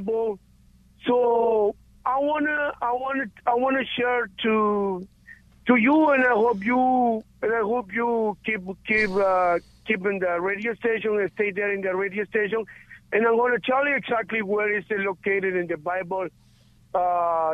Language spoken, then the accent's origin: English; Guatemala; moved away; I am from Guatemala